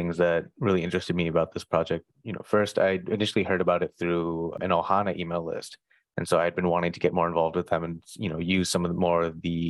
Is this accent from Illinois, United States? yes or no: yes; Chicago, Illinois, United States; My family, I grew up in and around Chicago.